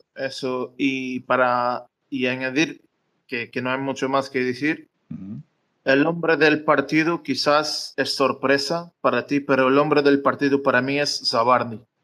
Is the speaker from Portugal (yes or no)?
yes; Madeira, Portugal; moved away; yo soy de Madeira, es decir, ahora no vivo acá, pero estoy de vacaciones en el pueblo de, de mis padres